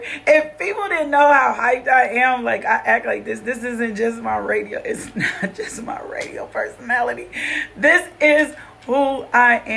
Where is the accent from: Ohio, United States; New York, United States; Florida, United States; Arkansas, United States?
Arkansas, United States; Little Rock; also born or lived in Los Angeles, California; I am from Little Rock, Arkansas.